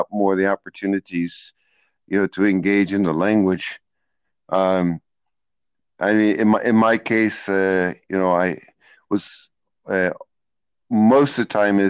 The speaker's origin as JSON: {"language": "English", "region": "Florida", "country": "United States", "tie": "born or raised there", "also_born_or_lived": "Akron, Ohio"}